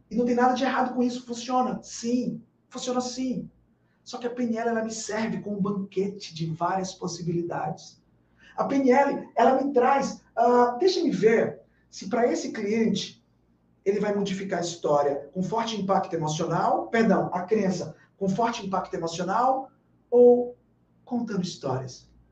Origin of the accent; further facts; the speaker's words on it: Bahia, Brazil; morando em Salvador, sendo baiano